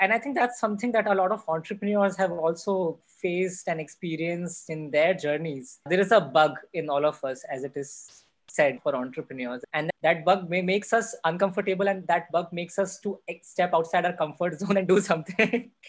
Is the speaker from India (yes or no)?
yes; North India, India; growing up in North India, it's a mindset that if people are doing engineering, they should do either computer science or electronics or electrical engineering.